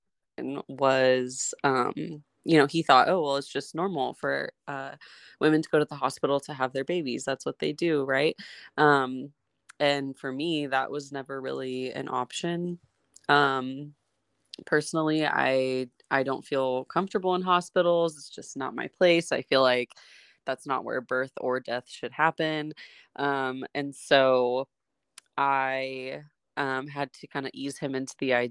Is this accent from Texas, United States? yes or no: yes; Texas, United States; now in California, United States; I'm originally from Texas. My family and I live in California